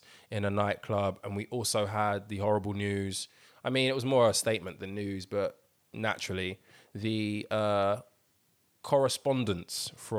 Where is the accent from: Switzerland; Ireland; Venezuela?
Ireland; Dublin, Leinster; I'm from Dublin.